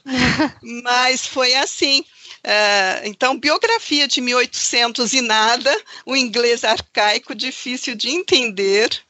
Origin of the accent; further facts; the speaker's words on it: São Paulo, Brazil; also born or lived in Pernambuco; now in Campinas, Brazil; sou pernambucana, uh, vim para São Paulo com apenas nove meses de idade. Então, pouco conheço do meu estado